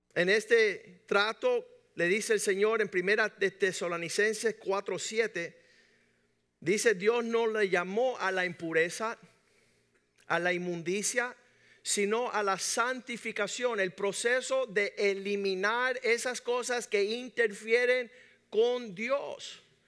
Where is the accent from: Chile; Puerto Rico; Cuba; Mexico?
Cuba; nosotros que somos cubanos y latinos